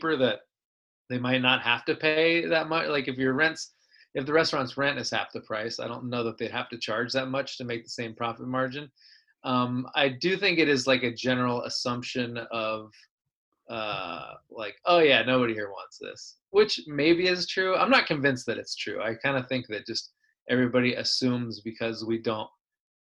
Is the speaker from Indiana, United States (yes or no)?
no; Del Rey, California, United States; I grew up in Del Rey, which is between Sanger and Selma